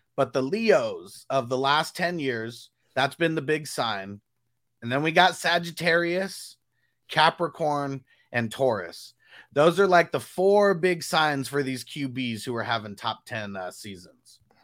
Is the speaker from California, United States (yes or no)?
yes; Southern California, United States; I'm from SoCal